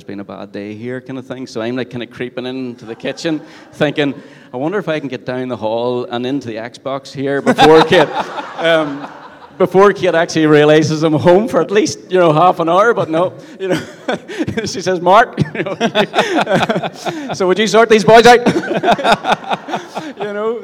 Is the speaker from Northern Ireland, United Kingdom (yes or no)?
yes; Ulster Scots, Northern Ireland, United Kingdom; after being called Irish for too many times, had to be, no, it's Ulster Scots